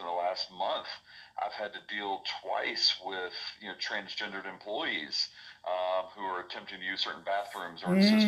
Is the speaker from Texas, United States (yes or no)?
no; Middle Tennessee, United States; I grew up in Middle Tennessee, grew up in a Christian home